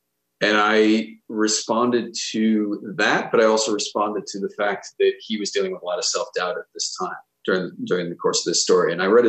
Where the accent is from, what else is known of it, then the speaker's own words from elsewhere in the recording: Minnesota, United States; I grew up in Minnesota